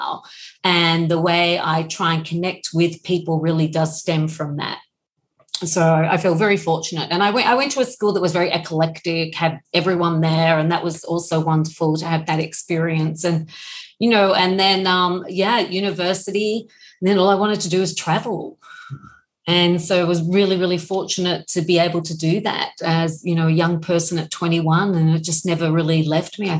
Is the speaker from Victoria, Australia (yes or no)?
yes; Melbourne, Victoria, Australia; I grew up in Bulim in Melbourne in Australia